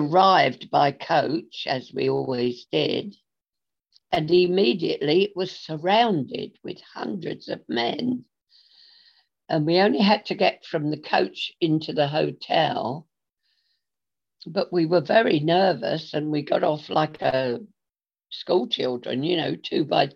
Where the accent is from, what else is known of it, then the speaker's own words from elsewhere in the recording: Gravesend, South East England, United Kingdom; my hometown